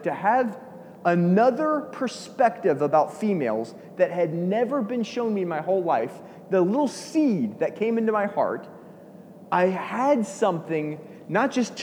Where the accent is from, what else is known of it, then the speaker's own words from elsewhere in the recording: Georgia, United States; I'm from Georgia.